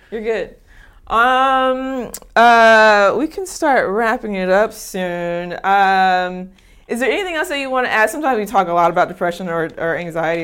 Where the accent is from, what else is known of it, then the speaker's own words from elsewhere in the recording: Long Beach, California, United States; I'm from Long Beach